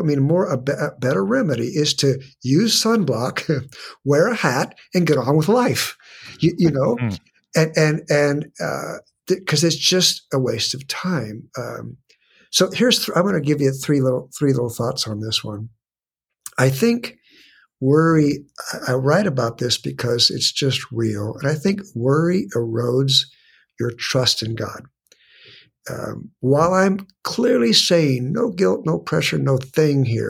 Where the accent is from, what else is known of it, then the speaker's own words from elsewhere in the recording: San Diego, California, United States; I was born and raised in San Diego